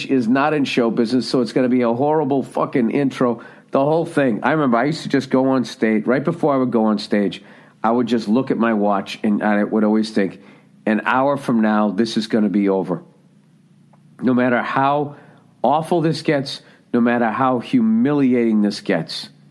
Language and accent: English; United States; I'm from the United States of America